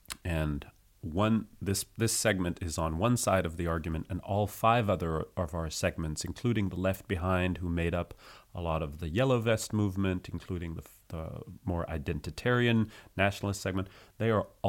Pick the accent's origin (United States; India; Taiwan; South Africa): United States; also born or lived in France; I am both American and French, which doesn't make me Canadian, which I get a lot. Sometimes I say, like, oh, I'm half French